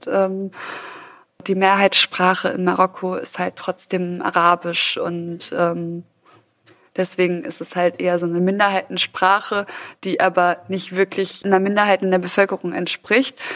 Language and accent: German; Düsseldorf, North Rhine-Westphalia, Germany; also born or lived in Ruhr area; Ich bin in Düsseldorf geboren und bin da aber auch sehr schnell weg